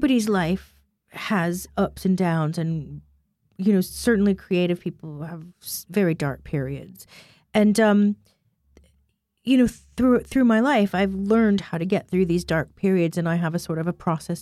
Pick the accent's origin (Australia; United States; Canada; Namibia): United States; Chicago, Illinois; moved away; I grew up in Chicago partially